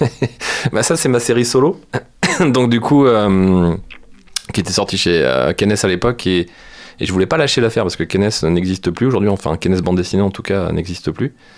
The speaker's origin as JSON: {"language": "French", "country": "France", "said": "chez nous en France"}